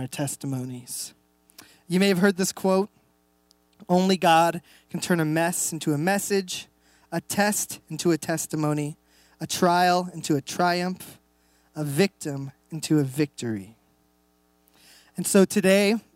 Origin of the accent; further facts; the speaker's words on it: Reno, Nevada, United States; moved away as an adult; now in Enumclaw, United States; We moved here about a year and a half. We're actually from Reno, Nevada.